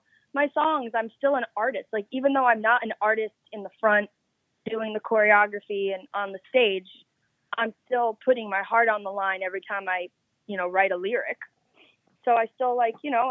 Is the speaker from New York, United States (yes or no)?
yes; New York, United States; I am from New York